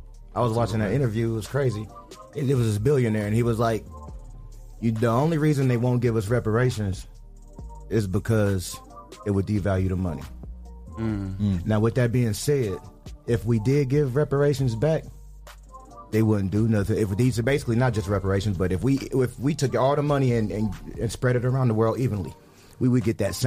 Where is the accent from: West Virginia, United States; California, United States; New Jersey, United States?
West Virginia, United States; No, so, trust me, I'm from West Virginia.